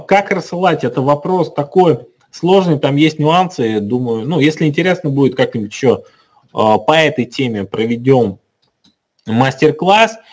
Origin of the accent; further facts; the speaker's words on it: Kazan, Tatarstan, Russia; Мы сами из Казани